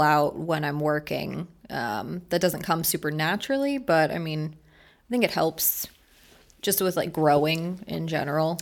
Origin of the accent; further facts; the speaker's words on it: Merritt Island, Florida, United States; also born or lived in Maryland / Orlando; born in Maryland, grew up in Brevard County, went to Merritt Island High